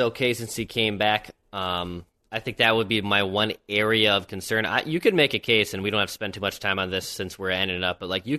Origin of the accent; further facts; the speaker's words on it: Minnesota, United States; accent: Minnesota; my Minnesota accent